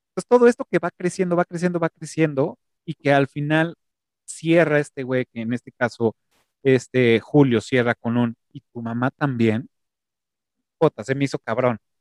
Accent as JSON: {"language": "Spanish", "country": "Mexico", "said": "nuestra forma de hablar como mexicanos o chilangos"}